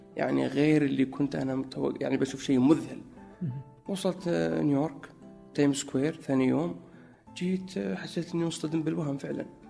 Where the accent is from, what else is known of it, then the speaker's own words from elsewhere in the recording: Najran, Najran Province, Saudi Arabia; moved away as an adult; also born or lived in Egypt / Chicago, United States / New York, United States; now in Riyadh, Saudi Arabia; في نجران اكيد لانها موطني و يعني المكان اللي ترعرعت فيه منذ الطفوله